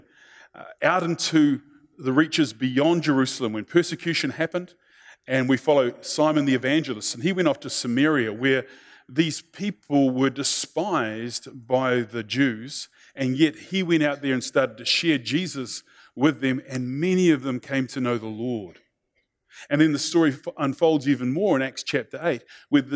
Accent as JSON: {"language": "English", "country": "New Zealand", "said": "being a Kiwi"}